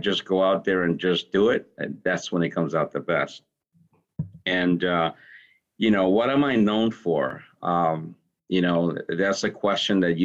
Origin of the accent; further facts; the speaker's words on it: Hartford, Connecticut, United States; I grew up in Hartford.